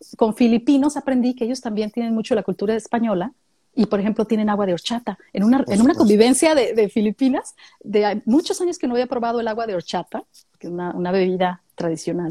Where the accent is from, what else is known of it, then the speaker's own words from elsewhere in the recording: Mexicali, Baja California, Mexico; now in San Luis Potosí, Mexico; Yo vengo de Mexicali, Baja California